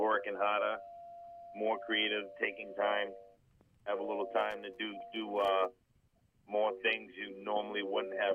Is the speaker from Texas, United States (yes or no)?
no; Boston, Massachusetts, United States; I'm from East Boston Revere area